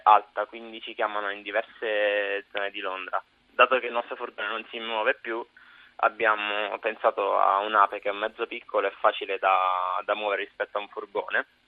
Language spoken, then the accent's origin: Italian; Pescara, Abruzzo, Italy; moved away as an adult; also born or lived in Sant'Antimo, Campania (family); now in London, United Kingdom; sono di Pescara